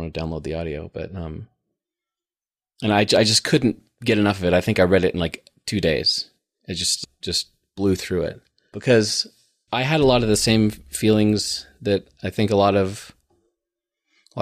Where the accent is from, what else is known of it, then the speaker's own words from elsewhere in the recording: Fort Collins, Colorado, United States; growing up in Fort Collins